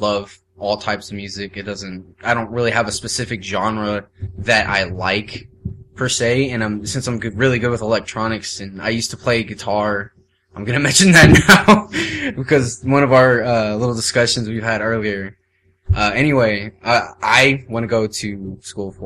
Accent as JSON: {"language": "English", "town": "Las Vegas", "region": "Nevada", "country": "United States", "tie": "born or raised there", "moved": "as an adult", "said": "this is the first time I've ever really been outside of Las Vegas"}